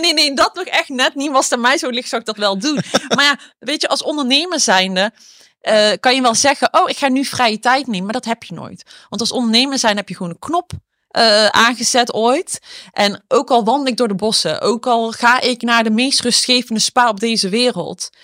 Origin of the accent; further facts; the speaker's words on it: Eindhoven, North Brabant, Netherlands; ik ben dus opgegroeid in Eindhoven